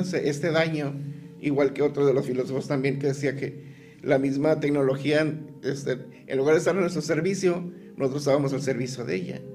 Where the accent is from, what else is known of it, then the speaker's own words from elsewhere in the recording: Tijuana, Baja California, Mexico; also born or lived in El Dorado, Sinaloa; Yo llego a Tijuana a los tres meses de nacido